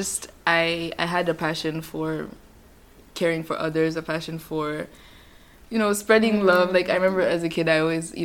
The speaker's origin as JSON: {"language": "English", "country": "Tanzania", "tie": "born or raised there", "also_born_or_lived": "Kenya", "moved": "as an adult", "lives_now": "Netherlands", "said": "I'm Kenyan, but I grew up in Tanzania"}